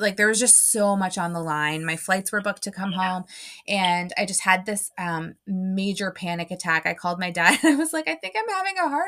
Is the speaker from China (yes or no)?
no; Canada; being Canadian, I'm from Canada